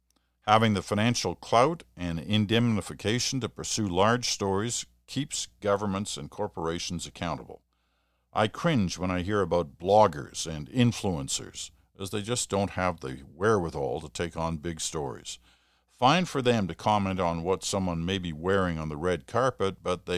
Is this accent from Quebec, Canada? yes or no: no; Deep River, Ontario, Canada; moved away; I was raised in Deep River and can't think of a better town to grow up in. I've been gone from Deep River for over 30 years now